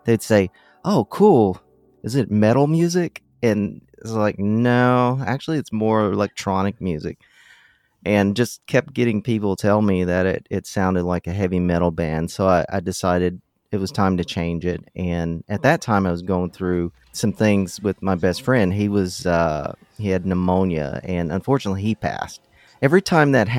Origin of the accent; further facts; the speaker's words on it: Kentucky, United States; also born or lived in San Francisco; now in Los Angeles, United States; I'm from Kentucky